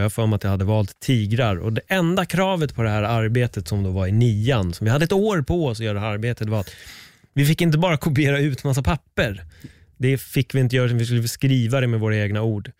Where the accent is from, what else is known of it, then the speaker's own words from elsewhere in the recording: Stockholm, Stockholm County, Sweden; jag är född på SÖS